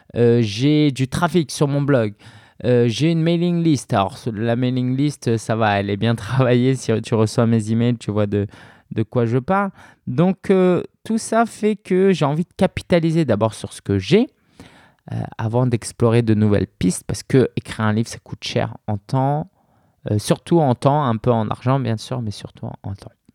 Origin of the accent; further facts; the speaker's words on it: Paris, Île-de-France, France; depuis Belleville, euh, là où j'ai grandi